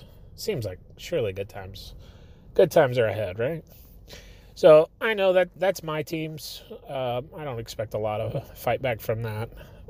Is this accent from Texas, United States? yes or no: yes; Texas, United States; born there; now in Arkansas, United States; I grew up, or I guess I didn't grow up. I was born right outside of Dallas, and so I've got family down there